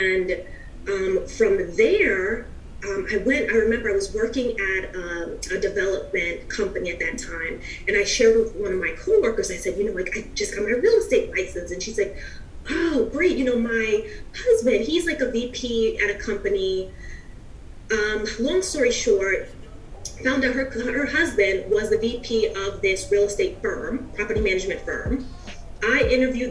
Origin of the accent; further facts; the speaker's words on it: New York City, New York, United States; I'm originally from New York, from the Bronx.